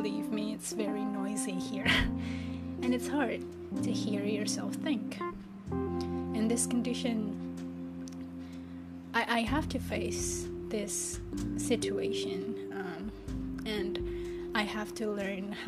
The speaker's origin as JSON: {"language": "English", "region": "Jakarta", "country": "Indonesia", "tie": "born or raised there", "second_language": "English", "moved": "as an adult", "said": "I was born and raised in this metropolitan known as Jakarta in Indonesia"}